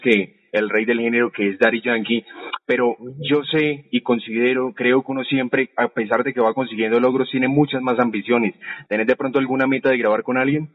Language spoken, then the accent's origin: Spanish; Cali, Valle del Cauca, Colombia; yo vengo de Cali